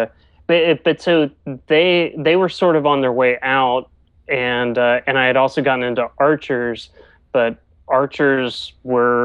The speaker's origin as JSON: {"language": "English", "town": "Greensboro", "region": "North Carolina", "country": "United States", "tie": "born or raised there", "said": "I grew up mostly in Greensboro, which is about an hour or so away from Chapel Hill"}